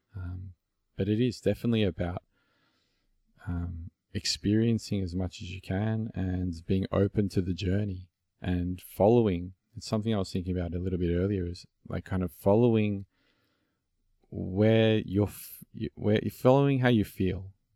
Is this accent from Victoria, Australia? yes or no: yes; Melbourne, Victoria, Australia; accent: Aussie; It's, it's an Aussie accent and I'm from Melbourne, Australia